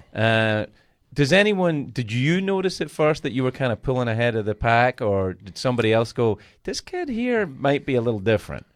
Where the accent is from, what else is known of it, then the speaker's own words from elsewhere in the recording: Glasgow, Scotland, United Kingdom; I grew up in Glasgow